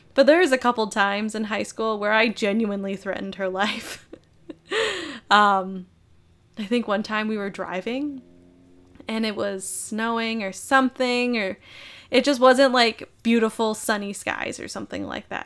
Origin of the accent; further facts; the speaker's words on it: Minnesota, United States; I was born and raised in Minnesota.